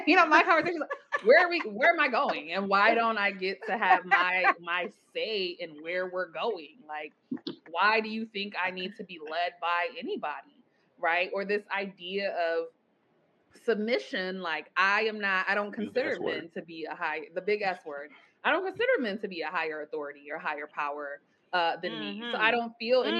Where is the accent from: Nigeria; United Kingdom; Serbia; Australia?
Nigeria; I was raised, I'm Nigerian, raised like extremely religious